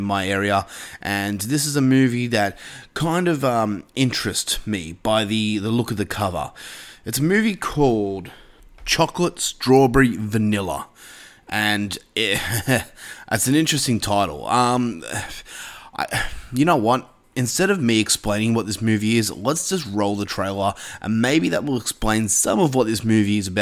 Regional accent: Australia; As an Australian myself

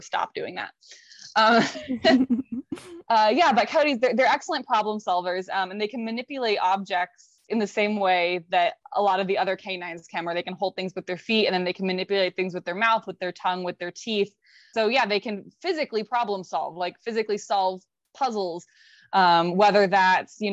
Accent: Florida, United States; moved away; I'm born and raised in Florida, so still count myself also as a Floridian

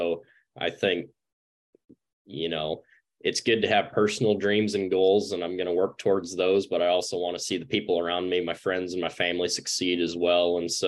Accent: Centerville, South Dakota, United States; moved away as an adult; also born or lived in Kansas; I'm originally from Centerville, South Dakota.

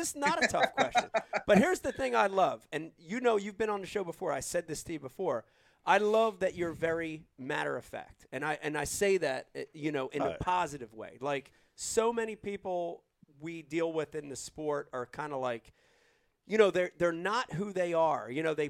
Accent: New Jersey, United States; growing up in Jersey

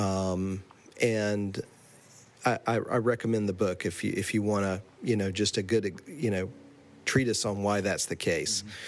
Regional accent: Asheville, North Carolina, United States; moved away as an adult; now in Maine, United States; I'm originally from North Carolina, specifically from Asheville, North Carolina

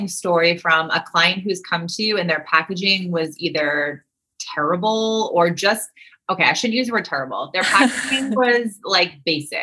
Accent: Northeast, United States; I'm from the East Coast. So I feel like I'm from the Northeast.

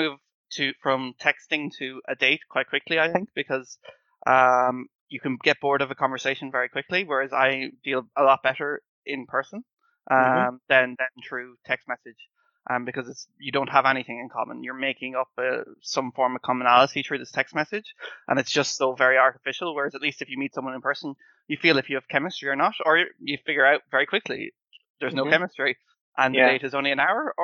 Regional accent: Ireland; moved away as an adult; I'm an Irish person living in this city.

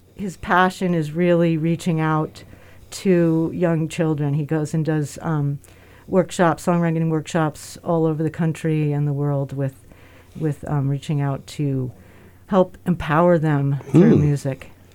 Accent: New York, United States; moved away; we're born and raised in America and New York together

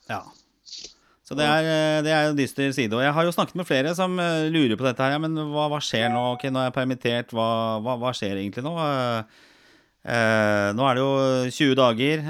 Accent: Norway; vi som nordmenn

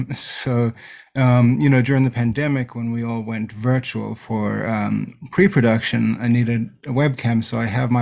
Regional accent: South Africa; moved away as an adult; now in Los Angeles, United States; I actually grew up in South Africa

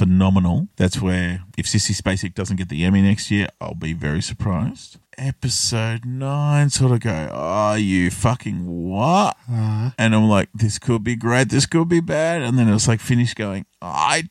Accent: Australia; I grew up here in Australia

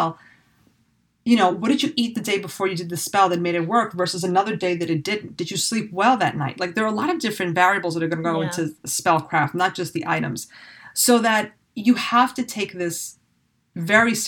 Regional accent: New York, United States; I say I'm a New Yorker. I feel like I'm definitely a New Yorker

